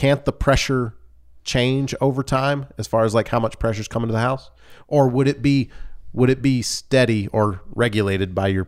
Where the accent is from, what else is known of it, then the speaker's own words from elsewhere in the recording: Louisiana, United States; I come from Louisiana, and we do some really strange things there.